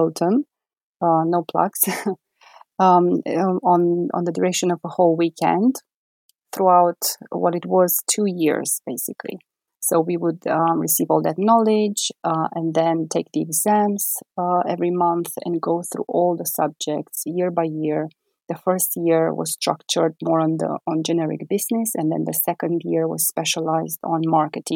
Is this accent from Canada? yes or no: no; Transylvania, Romania; moved away as an adult; also born or lived in Bucharest, Romania; now in United Kingdom; I'm originally from Transylvania